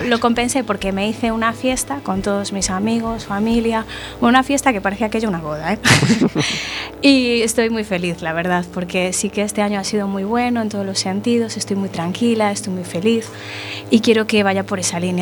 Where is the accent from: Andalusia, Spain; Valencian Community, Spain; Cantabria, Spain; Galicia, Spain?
Galicia, Spain; yo soy gallega